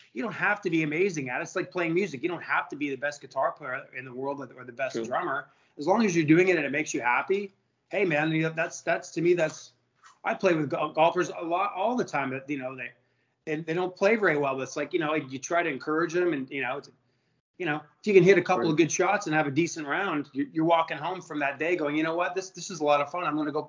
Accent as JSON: {"language": "English", "town": "Montreal", "region": "Quebec", "country": "Canada", "tie": "born or raised there", "said": "I think I started when I was 9 up in Montreal. You know, being in a Canadian yourself"}